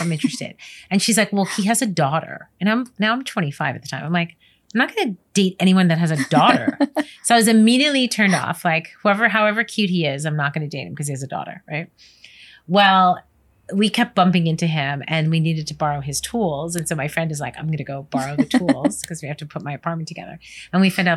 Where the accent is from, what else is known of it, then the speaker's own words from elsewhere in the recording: New York, United States; moved away; also born or lived in California; Born and raised in New York